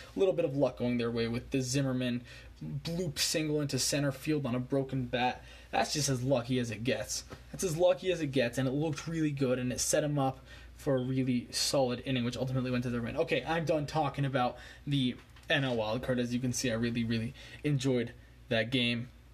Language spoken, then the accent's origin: English; Montreal, Quebec, Canada; I was born in Montreal